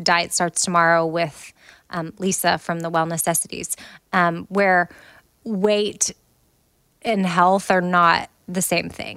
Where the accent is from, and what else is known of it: United States